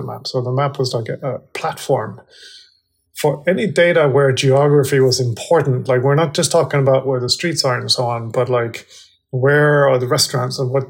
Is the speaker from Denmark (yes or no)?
yes; Denmark; moved away as an adult; also born or lived in California; I was born and raised in Denmark